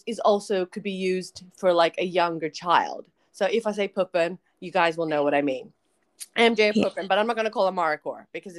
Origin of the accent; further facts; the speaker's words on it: Australia; accent: American; also born or lived in Philippines; Just for all our listeners, we grew up in Australia. We're both born in the Philippines, but the fact that we were born in the Philippines gave us a weird American accent. We moved to Australia in the early 90s, and that accent has not really left us.